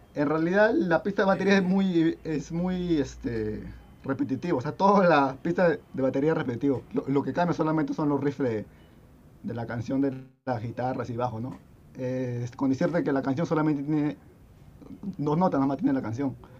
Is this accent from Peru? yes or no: yes; Lurín, Lima, Peru; somos de Lima, pero somos del sur de Lima, ¿no? Estamos más alejados de la misma capital, ¿no? Somos de, de Lurín